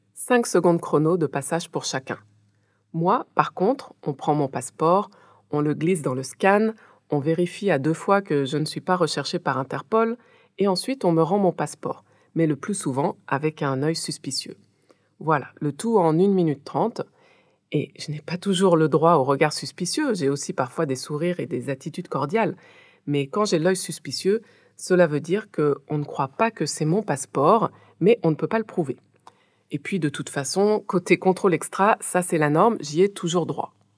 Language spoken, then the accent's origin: French; France; moved away as an adult; also born or lived in Haiti; now in West Africa; je suis née et j'ai grandi en France